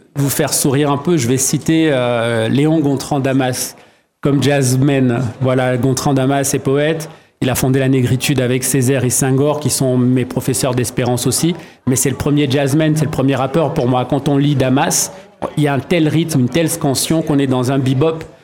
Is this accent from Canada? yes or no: no; Douala, Littoral, Cameroon; à Douala au Cameroun où je suis né et où j'ai grandi